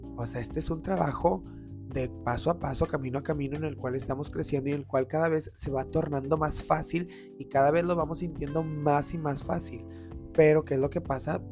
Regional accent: Mexico; somos personas que estamos del tingo al tango todo el día como mexicanos

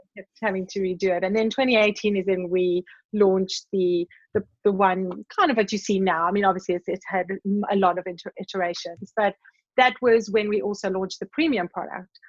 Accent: South Africa; growing up in South Africa in the time that I did

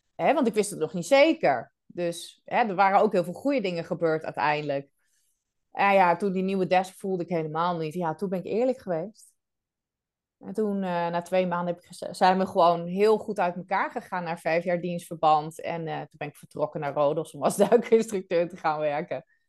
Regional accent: Netherlands; moved away as an adult; also born or lived in Rhodes, Greece / Amsterdam; now in Belgium; Wel in Nederland geboren, getogen.

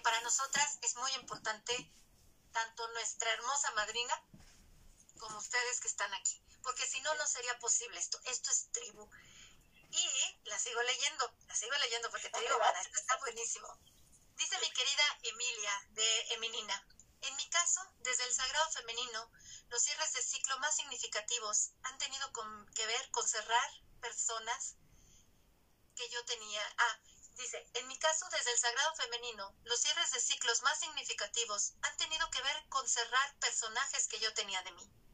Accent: Manzanillo, Colima, Mexico; mis bellas hermagas con las que crecí en Manzanillo

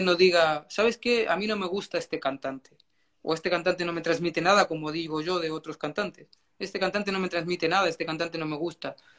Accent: Chile; moved away as an adult; also born or lived in Madrid, Spain; now in Bucharest, Romania; yo soy nacido en Chile

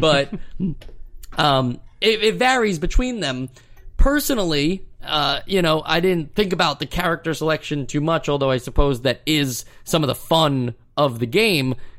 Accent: United States; being an American.

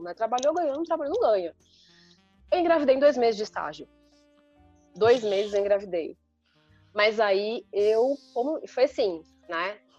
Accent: Sorocaba, São Paulo, Brazil; moved away; eu sou de Sorocaba, assim, interior

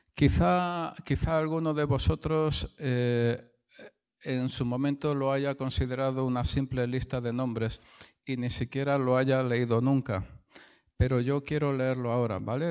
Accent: Spain; soy español

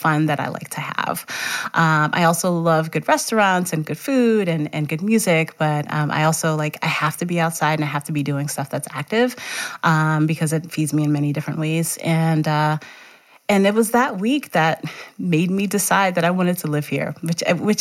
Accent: New York City, New York, United States; also born or lived in Georgia; now in Montpelier, United States; I am from Brooklyn, New York

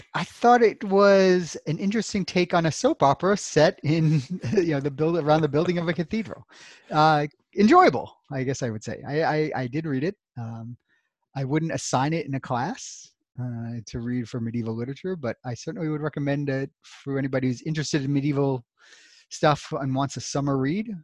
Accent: New York City, New York, United States; also born or lived in Louisville, Kentucky; now in Central Virginia, United States; I'm originally from Brooklyn, New York, uh, although I did grow up for part of my life in Louisville, Kentucky

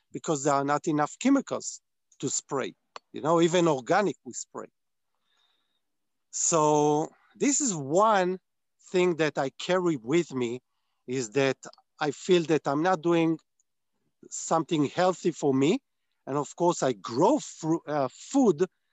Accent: Israel; I was born on a kibbutz, which is a community that is based on farming. Less today, more when I was born and when I was raised.

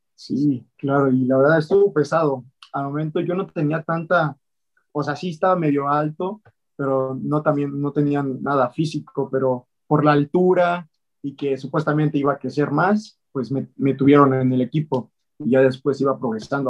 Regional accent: Mexico City, Mexico; nací en la Ciudad de México, y pues ahí soy chilango

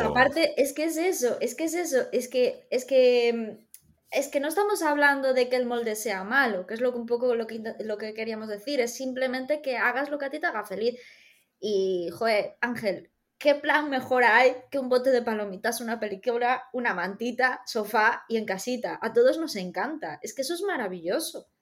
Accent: Galicia, Spain; accent: Galician; Tengo acento gallego hoy

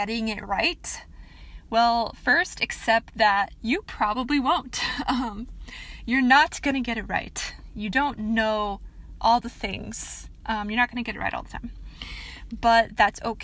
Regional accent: Michigan, United States; I am from Michigan. That is where I am from.

